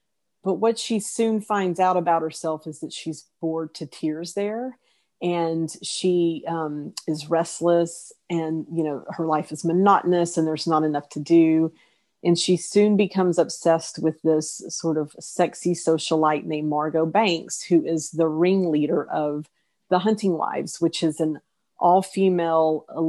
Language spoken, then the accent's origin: English; East Texas, United States; moved away; also born or lived in Austin / Los Angeles; I grew up in East Texas in the small town in which the novel set, but I've lived in Austin and Los Angeles and urban places for so long